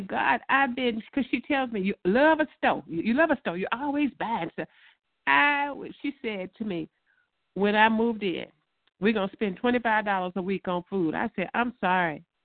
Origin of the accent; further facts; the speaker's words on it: Louisiana, United States; moved away; we're from Louisiana. We like catfish